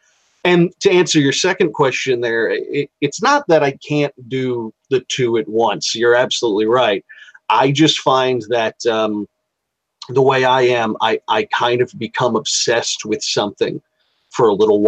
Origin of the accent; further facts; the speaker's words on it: Savannah, Georgia, United States; I'm from Savannah. At least that's what I say because I'm an Army brat. And I settled down there when I was 23, and my mother and father had met there and got married there.